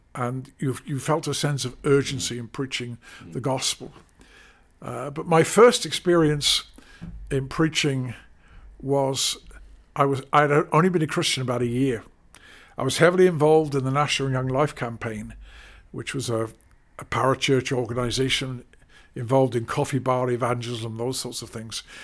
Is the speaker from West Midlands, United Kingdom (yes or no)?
no; London, United Kingdom; moved away; also born or lived in Crawley / Derby; I was brought up in North London